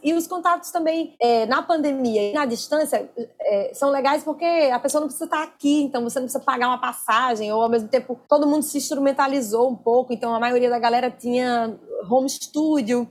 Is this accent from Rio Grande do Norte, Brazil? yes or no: yes; Natal, Rio Grande do Norte, Brazil; now in Rio de Janeiro, Brazil; Eu me sinto nordestina de um jeito diferente depois que eu saí de Natal